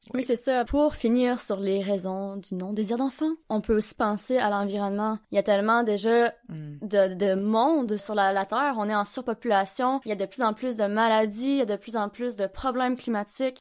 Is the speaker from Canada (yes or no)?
yes; Gaspésie, Quebec, Canada; now in Sherbrooke, Canada; je viens de Gaspésie. En ce moment, je suis à Sherbrooke